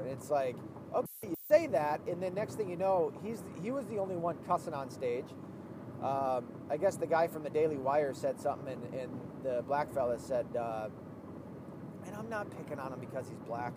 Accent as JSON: {"language": "English", "region": "the South", "country": "United States", "said": "I'm from the South"}